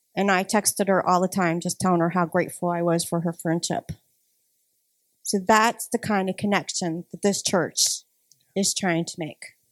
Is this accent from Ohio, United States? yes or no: yes; Ohio, United States; moved away as an adult; now in Madison, United States; I am originally from Ohio